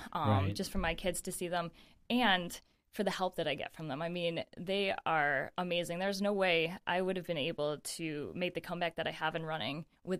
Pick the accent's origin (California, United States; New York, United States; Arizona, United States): New York, United States; Naples; moved away as an adult; also born or lived in Michigan; now in Rochester, United States; I grew up in Naples. Mm-hmm. For anyone that knows, it's a small town, and a beautiful small town, and I love it. And my parents still live in the same house that I grew up in and everything.